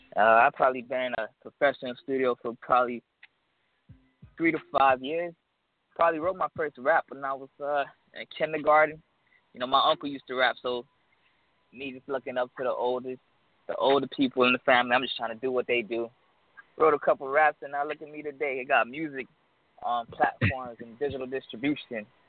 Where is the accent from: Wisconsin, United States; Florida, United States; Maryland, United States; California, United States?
Florida, United States; South; also born or lived in Orlando; I'm really from South Florida, but I'm in Orlando right now